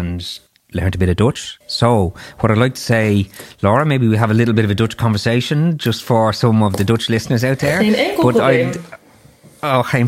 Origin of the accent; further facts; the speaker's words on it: Ireland; as an Irish person